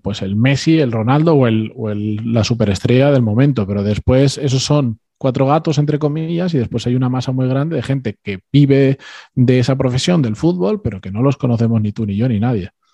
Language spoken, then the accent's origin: Spanish; Spain; mis padres y mis hermanos son argentinos, yo soy el único que, que ya nací en España